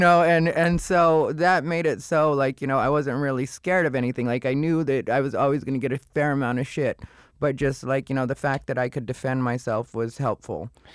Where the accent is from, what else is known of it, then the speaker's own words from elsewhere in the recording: Casa Grande, Arizona, United States; moved away as an adult; also born or lived in Phoenix, Arizona; I was born in Phoenix, raised in Casa Grande